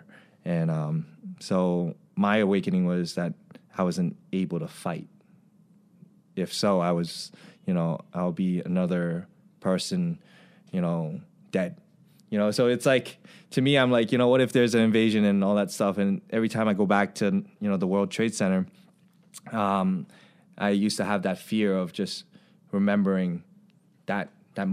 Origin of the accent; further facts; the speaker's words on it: Long Island, New York, United States; moved away as an adult; I grew up in Long Island, you know, especially being an Asian, having an Asian culture